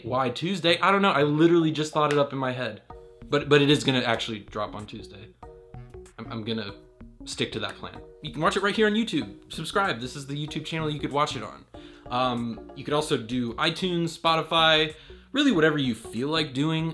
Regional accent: Raleigh, North Carolina, United States; I'm from Raleigh, North Carolina

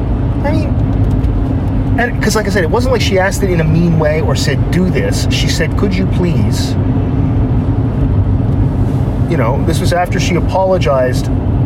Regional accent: Canada; We're all Canadian.

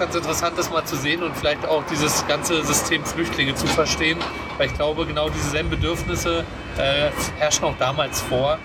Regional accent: former GDR, East Germany, Germany; die auch in meinem Alter sind, äh, äh, die auch aus der ehemaligen DDR sind

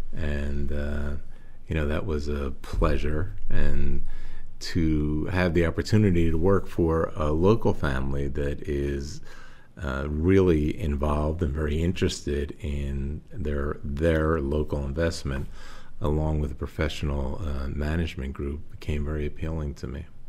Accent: Philadelphia, Pennsylvania, United States; moved away as an adult; also born or lived in Atlantic City / Las Vegas / Singapore; now in Waterloo, United States; I was uh, born and raised in Philadelphia and attended uh, grade school and high school in Philadelphia and college

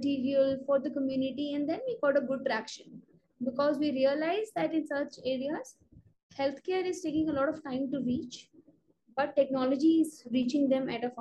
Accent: Uttarakhand, India; also born or lived in Delhi / Rajasthan; I'm from Uttarakhand, India.

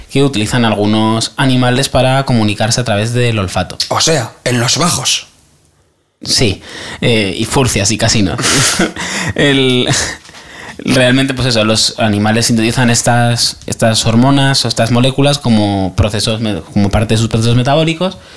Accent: Aragon, Spain; Es, que somos maños.

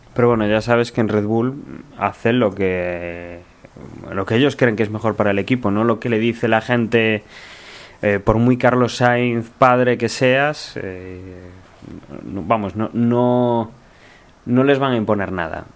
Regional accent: Spain; como somos españoles

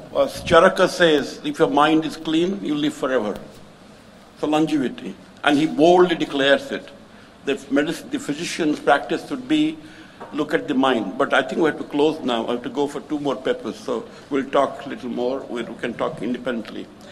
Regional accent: Puri, Odisha, India; I come from Puri in Puri, we have Jagannath

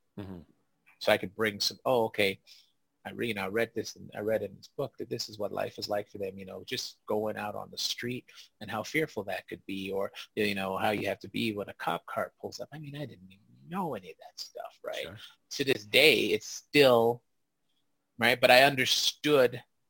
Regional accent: Canada; because I didn't understand it as a Black kid growing up in Canada.

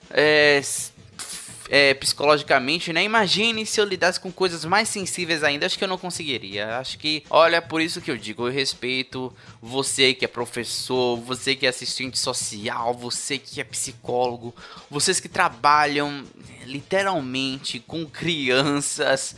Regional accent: Salvador, Bahia, Brazil; eu sou de Salvador, né? Terra do melhor carnaval do país

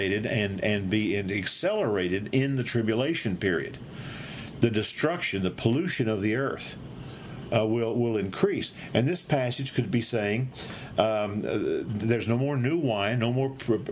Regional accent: Dallas, Texas, United States; I was raised in Dallas, Texas, and what a peaceful, good city back in the 40s and 50s

